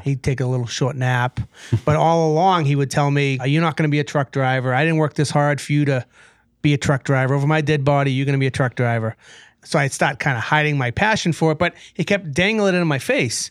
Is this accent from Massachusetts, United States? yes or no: yes; Brockton, Massachusetts, United States; now in Waltham, United States; I grew up in Brockton, Sioux City, by the way, and, uh, I live in Waltham